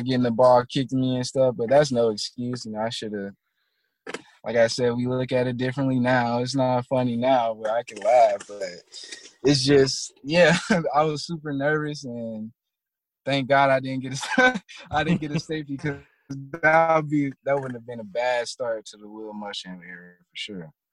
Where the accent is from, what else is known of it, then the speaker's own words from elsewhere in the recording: Tallahassee, Florida, United States; moved away; also born or lived in Virginia; I'm really from Tallahassee